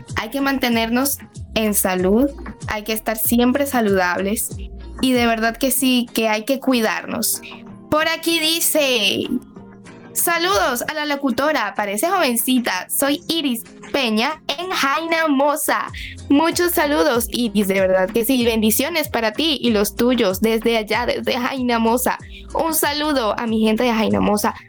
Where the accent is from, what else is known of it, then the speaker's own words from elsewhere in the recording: Venezuela; now in Dominican Republic; yo soy de Venezuela, pero estoy aquí en República Dominicana